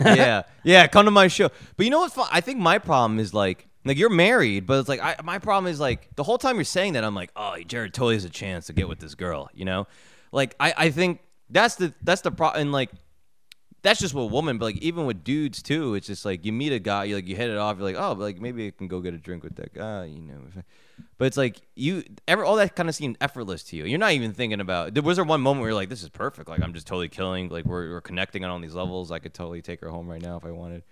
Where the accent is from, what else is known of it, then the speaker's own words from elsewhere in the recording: New York, United States; I'm from New York